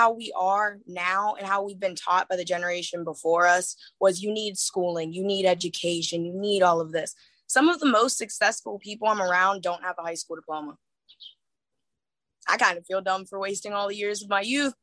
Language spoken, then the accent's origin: English; Pittsburgh, Pennsylvania, United States; moved away as an adult; now in California, United States; Being from Pittsburgh